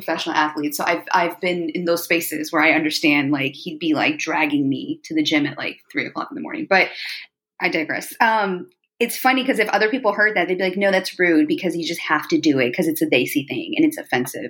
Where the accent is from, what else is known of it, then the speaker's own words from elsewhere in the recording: United States; I was born in America, right? Let's just put that out there. So yeah, I was very proud of where my parents came from. Yes, we grew up. I speak Urdu fluently.